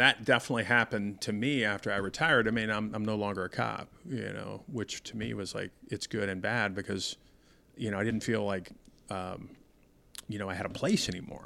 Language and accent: English; Denver, Colorado, United States; I grew up in Denver